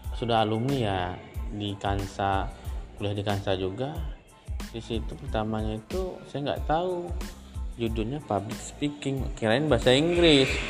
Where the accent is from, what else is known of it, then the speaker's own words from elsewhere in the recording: Tanjung Balai Karimun, Riau Islands, Indonesia; moved away as an adult; also born or lived in Kepulauan Meranti Regency, Riau; now in Batam, Indonesia; Saya dibesarkan di Kabupaten Karimun, lantaran orang tua saya pindah dari Riau ke Kepulauan Riau Tanjung Balai Karimun